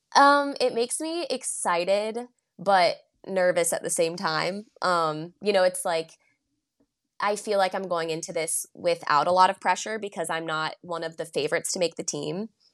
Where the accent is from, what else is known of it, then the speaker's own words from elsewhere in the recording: Chapel Hill, North Carolina, United States; also born or lived in Charleston, South Carolina; I grew up in Chapel Hill